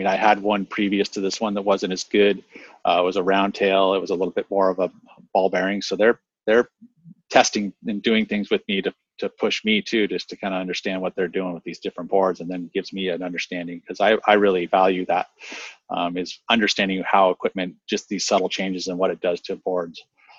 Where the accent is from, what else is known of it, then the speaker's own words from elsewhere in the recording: La Selva Beach, California, United States; I mean, with the beach breaks, like where I grew up in La Selva, which is just south of town here, we got that rain going.